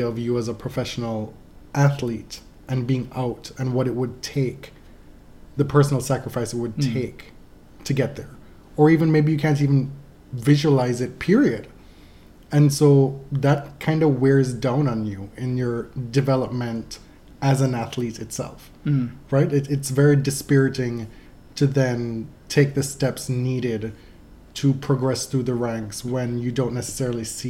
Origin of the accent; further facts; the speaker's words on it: Jamaica; moved away; growing up in Jamaica